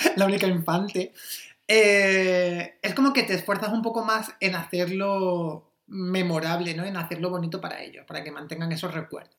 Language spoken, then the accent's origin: Spanish; Almería, Andalusia, Spain; moved away as an adult; now in Berlin, Germany; yo soy de Almería